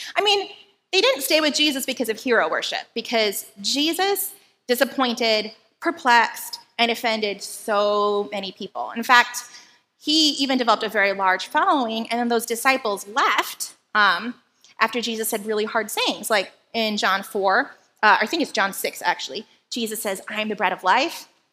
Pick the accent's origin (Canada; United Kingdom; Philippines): Philippines; now in Hawaii, United States; where I grew up in the Philippines